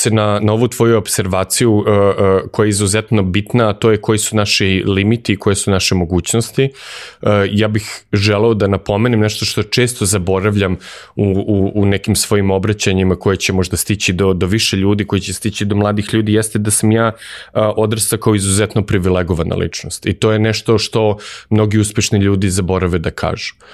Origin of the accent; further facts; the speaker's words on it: Belgrade, Serbia; ja sam odrastao u Beogradu